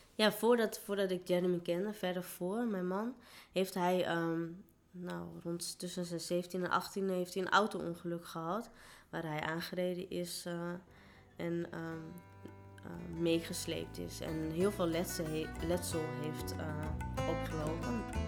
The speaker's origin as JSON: {"language": "Dutch", "country": "Netherlands", "also_born_or_lived": "India", "said": "waar kom je vandaan? En dan zei ik Nederland"}